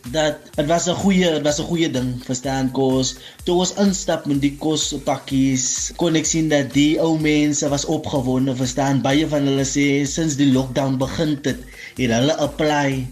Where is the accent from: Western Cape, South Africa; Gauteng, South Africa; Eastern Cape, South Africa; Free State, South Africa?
Western Cape, South Africa; Kraaifontein; ek is van Kraaifontein groot geraak in Kraaifontein.